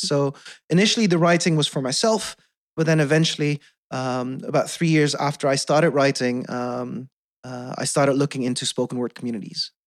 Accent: Netherlands; first language Dutch; English is a second language; also born or lived in South Korea; being adopted, growing up in the Netherlands

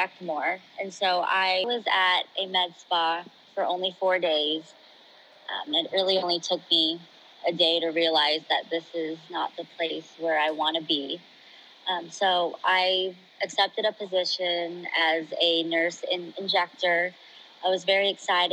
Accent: Nebraska, United States; moved away as an adult; now in Texas, United States; I'm from Nebraska

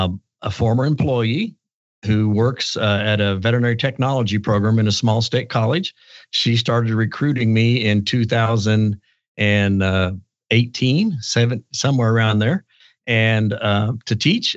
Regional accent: Blue Eye, Missouri, United States; I'm from Blue Eye, Missouri, and I'm a veterinarian who teaches at a small college now.

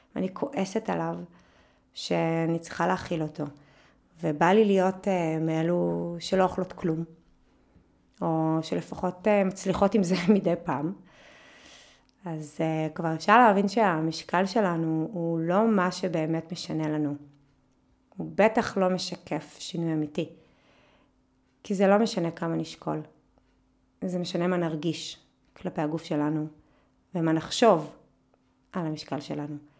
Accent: a kibbutz in the Jordan Valley, Northern District, Israel; ובעמק הירדן, בקיבוץ שגדלתי בו, היה חם מאוד

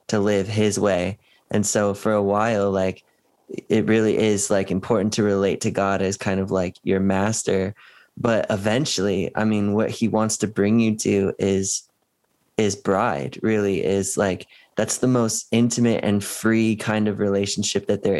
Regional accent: West Coast, United States; now in Cleveland, United States; I'm not from Cleveland. I'm from the West Coast

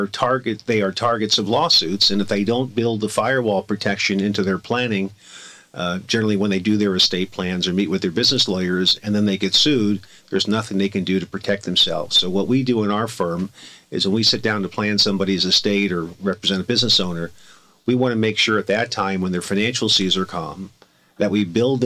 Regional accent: Miami, Florida, United States; also born or lived in Boston; now in California, United States; I came out here from Miami, Florida, and passed the California bar after attending law school

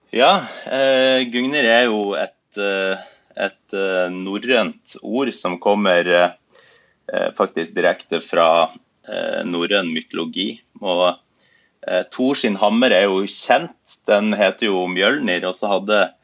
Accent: Bodø, Nordland, Norway; now in Oslo, Norway; jeg er opprinnelig fra Bodø, som er en, en by nord i, i Norge

